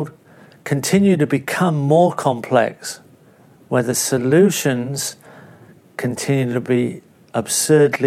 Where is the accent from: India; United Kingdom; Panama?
United Kingdom; England; moved away as an adult; now in Australia; growing up in England, in a small overcrowded country with not an easy access to land base. Arriving in Australia